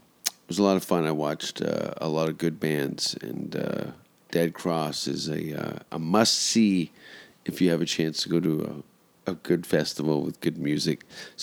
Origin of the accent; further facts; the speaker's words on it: Hamilton, Ontario, Canada; Well, I'm from like the bottom. I grew up in Hamilton in the 70s and 80s.